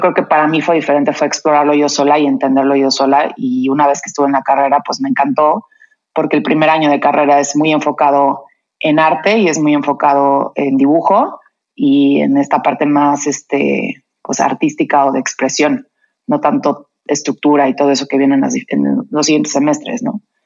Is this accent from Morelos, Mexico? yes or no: yes; Cuernavaca, Morelos, Mexico; now in Mexico City, Mexico; yo crecí en Cuernavaca